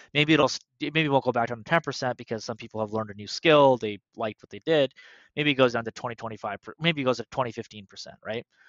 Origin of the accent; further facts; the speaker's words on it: Canada; we're Canadian